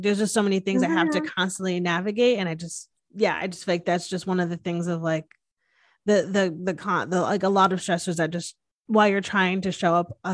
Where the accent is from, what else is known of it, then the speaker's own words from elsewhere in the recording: Northeast, United States; now in Texas, United States; I'm from the Northeast, which is like way more like liberal and accepting